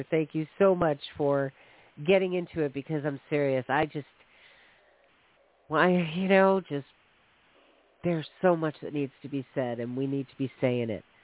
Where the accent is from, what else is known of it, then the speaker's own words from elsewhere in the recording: East Coast, United States; I grew up on the East Coast, and it's not like racism isn't all around the country